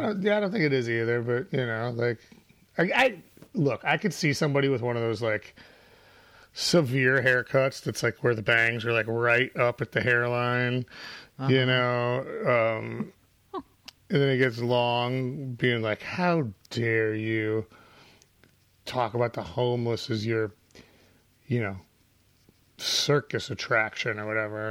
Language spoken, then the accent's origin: English; Chicago, Illinois, United States; I grew up on Briar and Sheridan, which is just one block east of Broadway and Briar